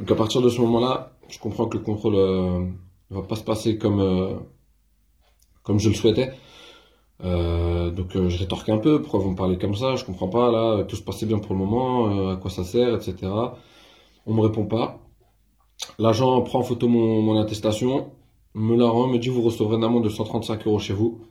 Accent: France; je suis français avant tout

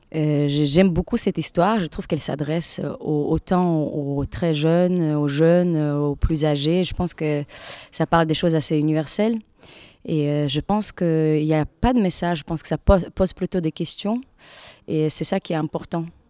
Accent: Latvia; French is a second language; moved away as an adult; now in France; j'ai eu mon équivalent de bac en Lettonie, c'est de là que je viens

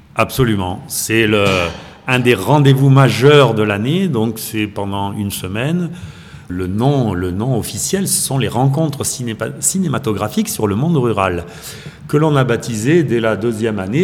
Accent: the Midi, southern France, France; moved away as an adult; also born or lived in Brittany / Toulouse area; now in Saint-Martin-en-Haut, France; je suis né en Bretagne, j'ai été élevé dans le Midi

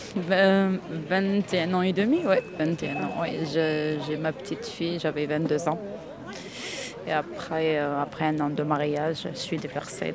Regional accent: Oran, Oran Province, Algeria; moved away as an adult; now in France; Je suis née en Algérie, grandi en Algérie

